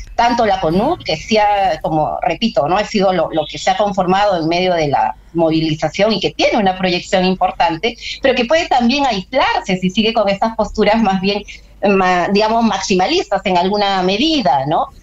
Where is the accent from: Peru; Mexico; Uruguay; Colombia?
Peru; como pueblo peruano